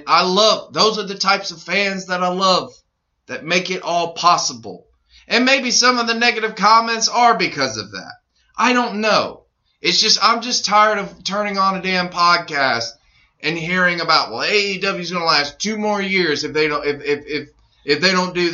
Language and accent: English; New York, United States; Because everyone hates New York for some fucking reason. Because I'm from New York...